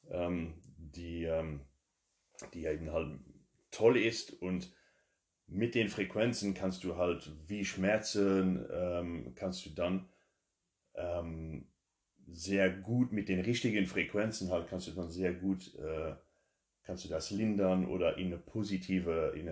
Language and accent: German; Luxembourg; German is a second language; komme aus Luxemburg.